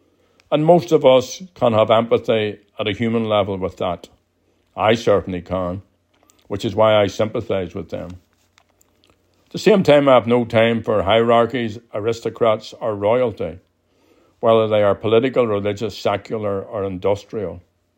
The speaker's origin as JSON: {"language": "English", "country": "Ireland", "said": "But I am Irish, an Irish Republican and a socialist. And we Irish should be aware of our own nation, with our own culture, language, history and customs."}